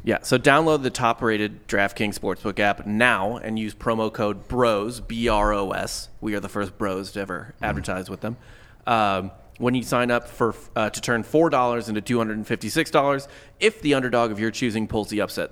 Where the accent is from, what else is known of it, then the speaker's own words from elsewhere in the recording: St. Louis, Missouri, United States; I grew up in St. Louis